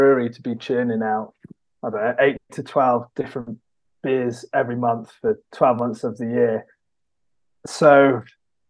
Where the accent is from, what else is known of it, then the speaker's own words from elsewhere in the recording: United Kingdom; I grew up kind of on the Welsh Shropshire borders, and there's a little pub in my village